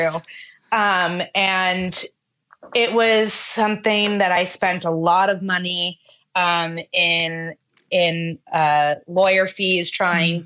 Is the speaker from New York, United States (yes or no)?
yes; New York, United States; I'm born and raised in New York